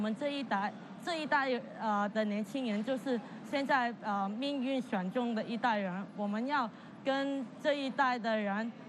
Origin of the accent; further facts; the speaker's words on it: Hong Kong; 我们香港人是不不会这么容易的，呃呃屈服在呃这一个环境底下